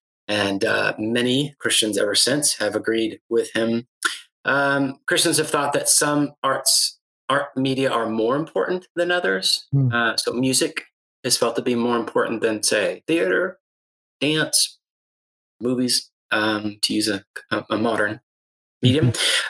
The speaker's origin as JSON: {"language": "English", "town": "Guatemala City", "region": "Guatemala Department", "country": "Guatemala", "tie": "born or raised there", "said": "Well, I was raised in Guatemala City, be exact, missionary kid."}